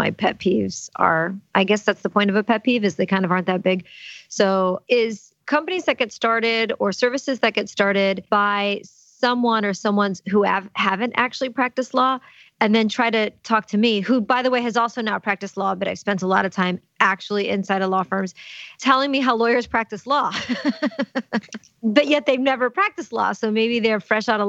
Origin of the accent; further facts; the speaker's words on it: New Orleans, Louisiana, United States; I'm from New Orleans